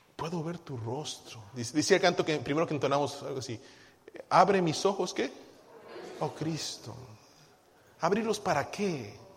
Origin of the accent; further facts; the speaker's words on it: Guadalajara, Jalisco, Mexico; moved away; Yo recuerdo muy bien de niño en Guadalajara